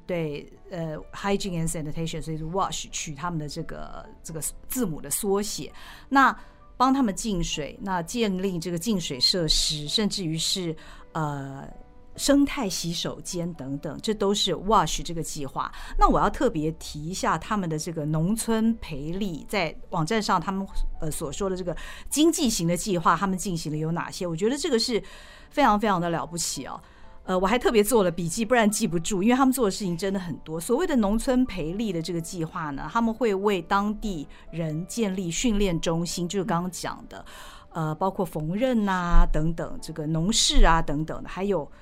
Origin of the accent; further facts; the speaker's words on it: Taiwan; 我们台湾人